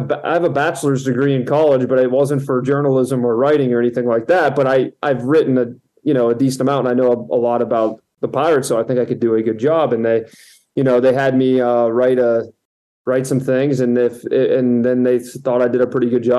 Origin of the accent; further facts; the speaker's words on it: Florida, United States; moved away; I'm originally from Florida, I was born there